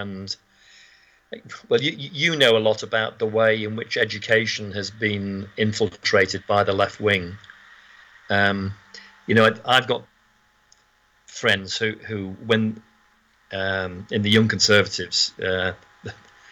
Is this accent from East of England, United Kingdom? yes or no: no; Birkenhead, North West England, United Kingdom; when we were in Birkenhead